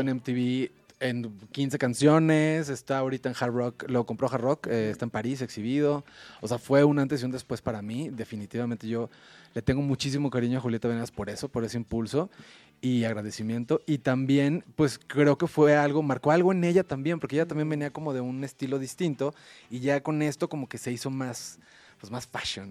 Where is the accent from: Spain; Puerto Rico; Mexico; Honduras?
Mexico; yo soy mexicano 100%